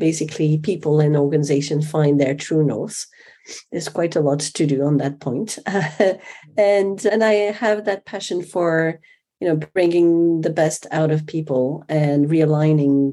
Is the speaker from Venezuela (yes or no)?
no; Switzerland; also born or lived in New York City / Africa / Eastern Europe; I was born in Switzerland